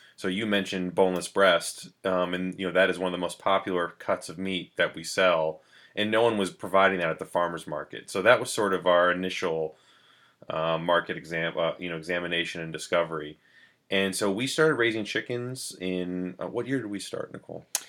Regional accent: New London, New Hampshire, United States; I grew up in New London, New Hampshire

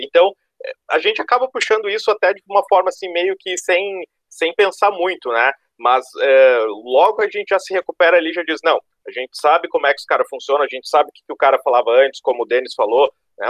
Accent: Rio Grande do Sul, Brazil; now in Florianópolis, Brazil; sou sulista, eh, não de Santa Catarina, sou do Rio Grande

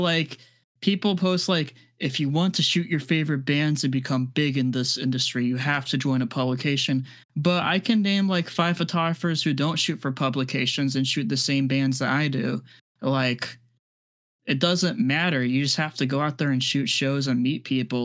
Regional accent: Midwest, United States; now in Tampa, United States; I'm originally from the Midwest, so, like, I used to be used to that kind of weather, but now I'm, I'm a Florida boy

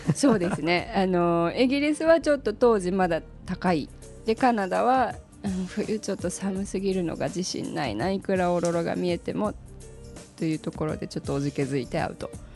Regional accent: Japan; also born or lived in Australia; 生まれも育ちも日本

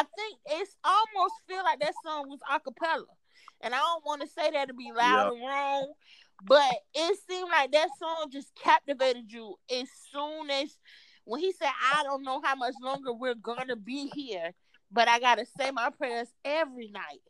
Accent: Florida, United States; I'm from Florida

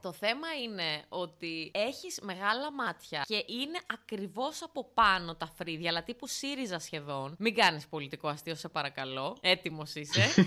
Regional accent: Larissa, Thessaly, Greece; στο χωριό μου στη Λάρισα

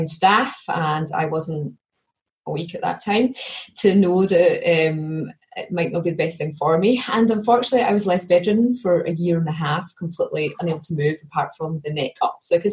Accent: Perthshire, Scotland, United Kingdom; also born or lived in Edinburgh; I'm from Perthshire, which is sort of, it's a very beautiful area of Scotland

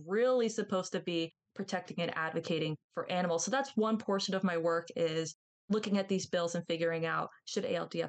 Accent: Florida, United States; moved away; I grew up in Florida near the beaches

